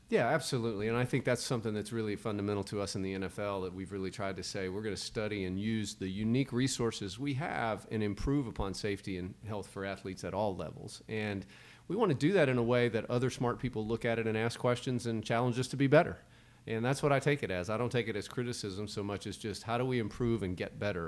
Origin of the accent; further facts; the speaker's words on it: Starkville, Mississippi, United States; growing up in a college town